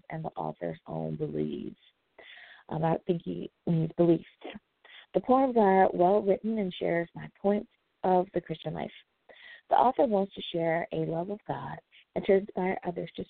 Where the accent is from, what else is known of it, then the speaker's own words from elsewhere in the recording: United States; my home country of the USA